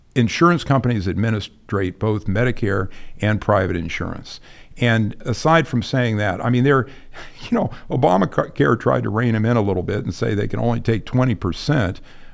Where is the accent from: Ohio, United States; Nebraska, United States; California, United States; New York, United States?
Ohio, United States; Kent; I'm a Midwesterner, and okay. I grew up in Kent, Ohio, you know, Kent State.